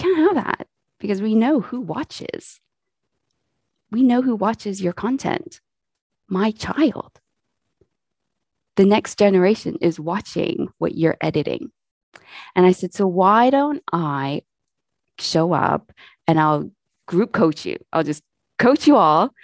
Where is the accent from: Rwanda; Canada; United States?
Canada; now in England, United Kingdom; I am Canadian. I live in England at the moment with my family